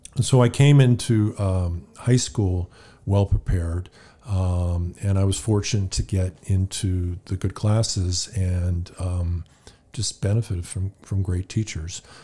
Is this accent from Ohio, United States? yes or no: no; California, United States; moved away as an adult; I grew up in California